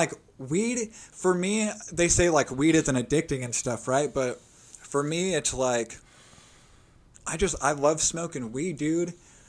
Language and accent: English; Long Beach, California, United States; also born or lived in Westminster, California; now in Bakersfield, United States; So I'm originally from Long Beach.